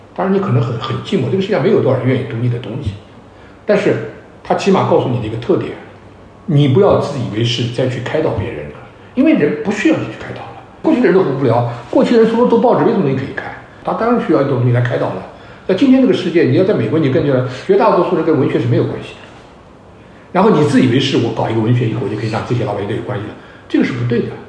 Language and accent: Chinese; China; 我们中国人